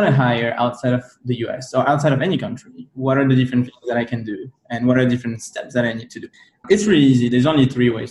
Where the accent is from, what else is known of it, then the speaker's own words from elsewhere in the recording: France; moved away; I'm from Europe originally, right? I'm from France